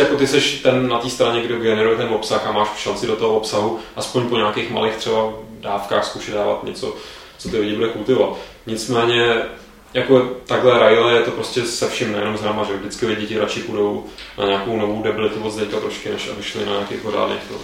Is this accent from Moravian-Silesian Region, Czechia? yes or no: no; Prague, Czechia; jsem Pražák